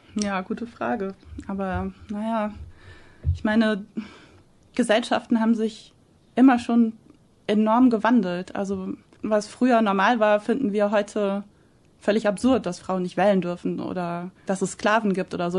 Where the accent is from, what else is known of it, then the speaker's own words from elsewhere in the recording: Germany; moved away as an adult; wirke ich doch lieber langfristig in Deutschland